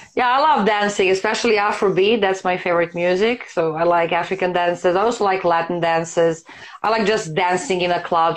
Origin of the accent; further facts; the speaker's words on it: Serbia; I'm from Serbia